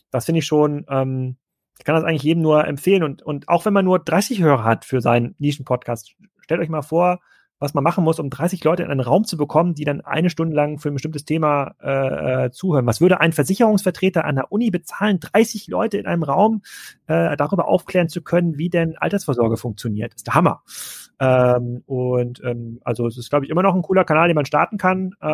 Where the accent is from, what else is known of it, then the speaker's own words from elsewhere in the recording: East Germany, Germany; moved away; als ich dann in den Westen gezogen bin. Ich komme aus Ostdeutschland.